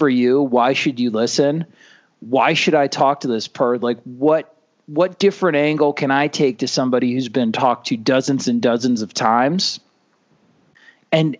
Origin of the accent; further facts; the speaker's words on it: Cocoa Beach, Florida, United States; now in Iowa, United States; I grew up in Cocoa Beach